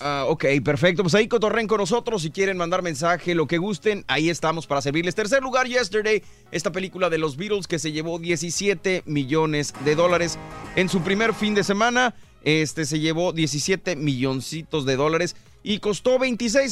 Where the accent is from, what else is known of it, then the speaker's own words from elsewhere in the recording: northern Mexico, Mexico; somos norteños